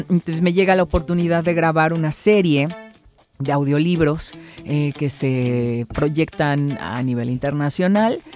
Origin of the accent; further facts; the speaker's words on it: Orizaba, Veracruz, Mexico; moved away as an adult; now in Xalapa, Mexico; yo soy de la ciudad de Orizaba